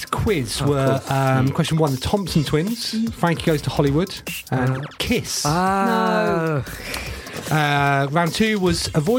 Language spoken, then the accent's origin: English; Bournemouth, South West England, United Kingdom; And I grew up in Bournemouth.